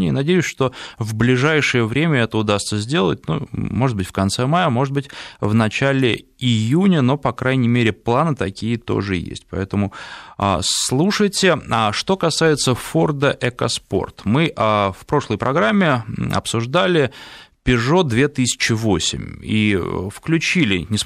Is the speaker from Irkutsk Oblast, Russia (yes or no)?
yes; Irkutsk, Irkutsk Oblast, Russia; Я из Иркутска, не самый теплый регион